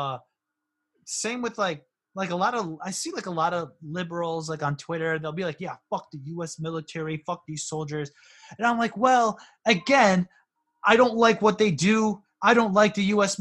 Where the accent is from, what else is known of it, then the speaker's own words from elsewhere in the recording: South Windsor, Connecticut, United States; growing up in South Windsor, Connecticut, which is, you know, like a white suburb